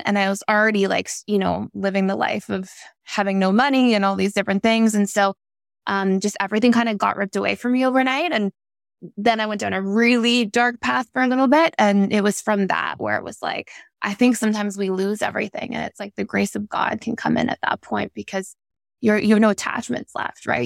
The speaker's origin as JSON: {"language": "English", "town": "Toronto", "region": "Ontario", "country": "Canada", "tie": "born or raised there", "said": "I grew up in Toronto, Canada"}